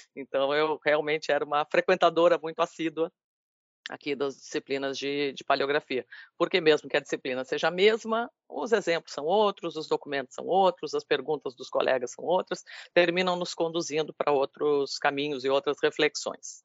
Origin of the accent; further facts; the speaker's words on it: Rio Grande, Rio Grande do Sul, Brazil; now in Bahia, Brazil; sou gaúcha, sou rio-grandina